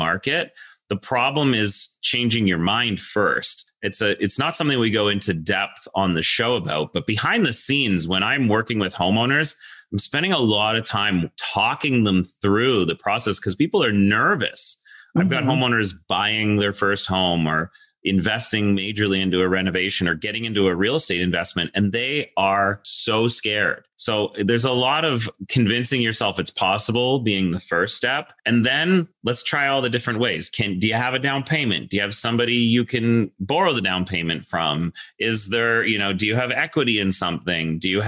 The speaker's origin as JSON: {"language": "English", "town": "Toronto", "region": "Ontario", "country": "Canada", "tie": "born or raised there", "said": "we came back to Toronto and I grew up, you know, in Toronto"}